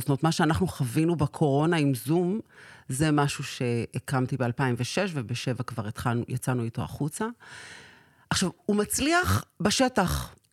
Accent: Sderot, Southern District, Israel; נולדתי בשדרות

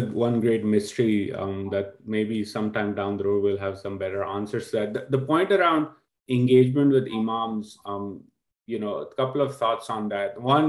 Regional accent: Karachi, Sindh, Pakistan; I grew up in Karachi

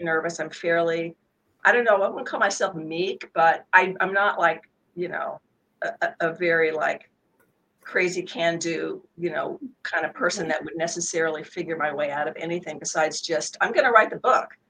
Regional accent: Sacramento, California, United States; Sacramento, which is my hometown

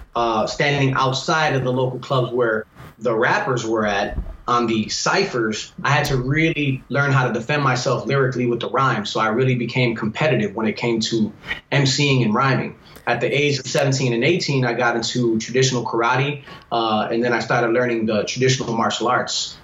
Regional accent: Chicago, Illinois, United States; growing up in the Humble Park area

